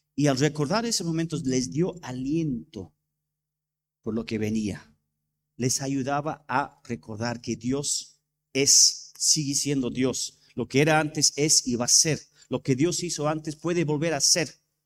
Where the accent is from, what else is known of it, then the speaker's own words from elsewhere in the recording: England, United Kingdom; Spanish is a second language; moved away; yo soy inglés